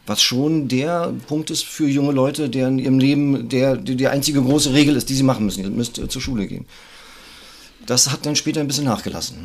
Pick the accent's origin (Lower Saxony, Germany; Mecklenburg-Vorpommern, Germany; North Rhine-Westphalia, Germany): Mecklenburg-Vorpommern, Germany; Greifswald; Ich bin auch aus dem Norden, also aus Greifswald.